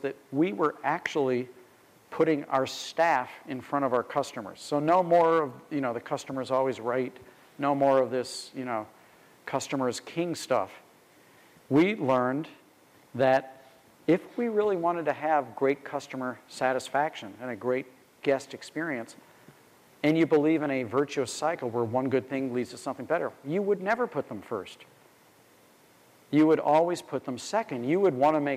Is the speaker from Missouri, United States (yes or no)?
yes; St. Louis, Missouri, United States; being a kid growing up in St. Louis